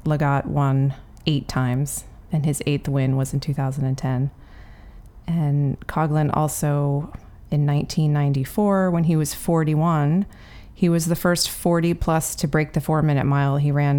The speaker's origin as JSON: {"language": "English", "country": "Ireland", "said": "I'm Irish."}